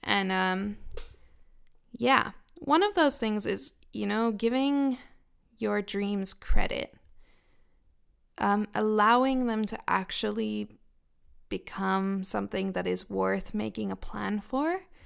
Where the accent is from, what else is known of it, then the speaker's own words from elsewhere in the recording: Israel; also born or lived in United Kingdom; now in Finland; I grew up in Israel and then I moved to the UK.